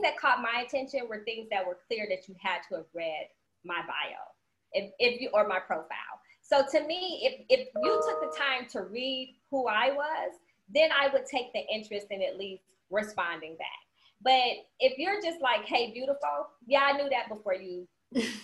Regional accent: Cleveland, Ohio, United States; now in Georgia, United States; I'm Cleveland bred, but I'm Georgia grown

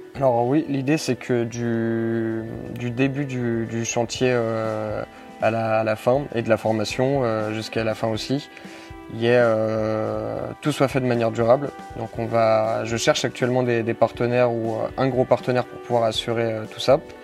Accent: Lyon, Auvergne-Rhône-Alpes, France; moved away as an adult; also born or lived in Lille / Grenoble; j'ai 22 ans, je viens de Lyon.

